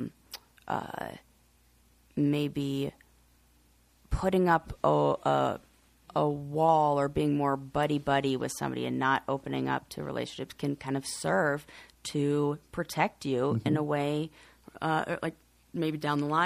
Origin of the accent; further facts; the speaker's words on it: Colorado, United States; I'm just from Colorado. It's very sunny.